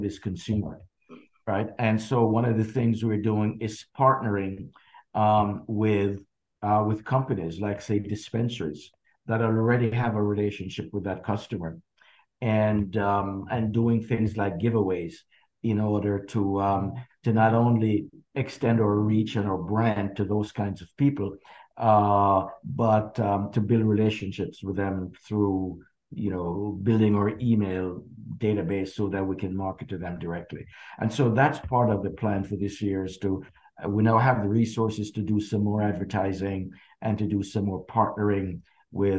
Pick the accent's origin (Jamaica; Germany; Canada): Jamaica; growing up in Jamaica